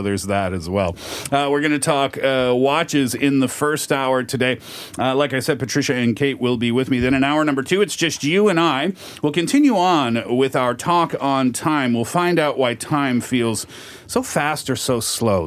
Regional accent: Canada; we're from Canada

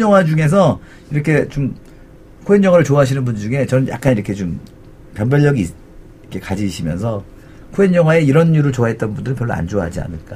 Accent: South Korea; 우리나라에서 자구 어, 나고 자란 사람들

